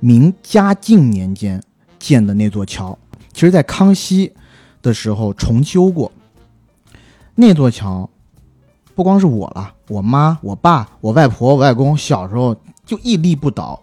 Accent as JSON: {"language": "Chinese", "region": "southern China", "country": "China", "said": "我作为一个南方人"}